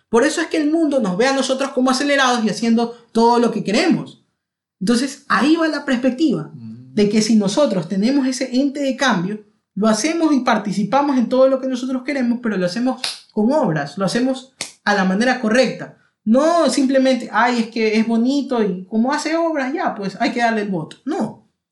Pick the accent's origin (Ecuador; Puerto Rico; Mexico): Ecuador; also born or lived in London, United Kingdom